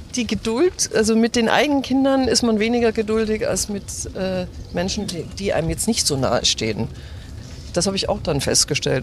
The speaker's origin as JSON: {"language": "German", "town": "Grünwald", "region": "Bavaria", "country": "Germany", "tie": "born or raised there", "first_language": "German", "said": "Wir sind aufgewachsen in Grünwald in einem ganz normalen Haus"}